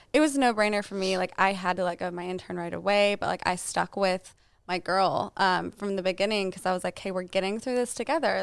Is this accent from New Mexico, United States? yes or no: yes; Albuquerque, New Mexico, United States; moved away as an adult; also born or lived in Lubbock, Texas / Dallas, Texas; I'm from Albuquerque, New Mexico.